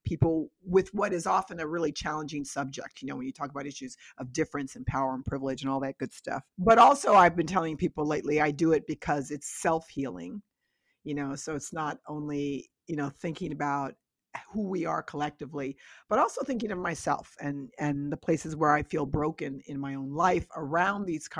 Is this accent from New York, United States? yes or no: yes; New York, United States; I always talk about where I grew up in Westchester County, 30 minutes outside of New York City, on a beautiful, beautiful, beautiful, beautiful 12-acre estate that belonged to a very wealthy Jewish family.